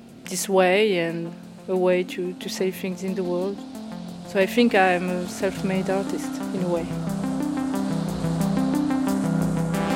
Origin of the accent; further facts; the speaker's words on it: Oranjestad, Aruba; now in Paris, France; I was born in Orangestad, Aruba. I live in Paris.